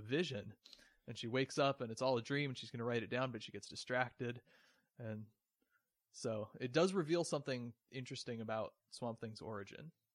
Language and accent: English; West Coast, United States; moved away; I grew up on the West Coast, so I'm just used to it being completely different.